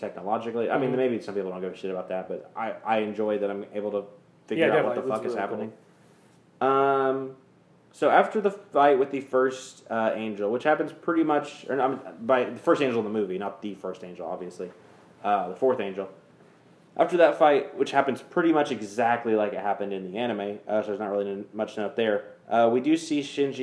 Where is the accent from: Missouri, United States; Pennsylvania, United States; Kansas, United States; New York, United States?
Kansas, United States; now in Texas, United States; right now we live in Texas now, but we're from Kansas